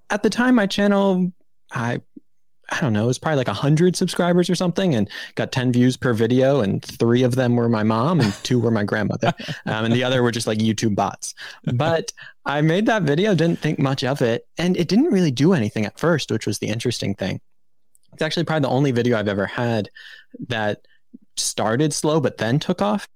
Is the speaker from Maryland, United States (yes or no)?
yes; Maryland, United States; growing up in Maryland